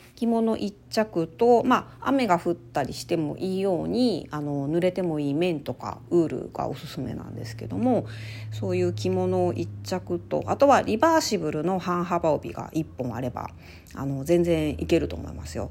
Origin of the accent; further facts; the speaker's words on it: Ehime, Japan; moved away; 毎年定番であの地元愛媛に帰省してる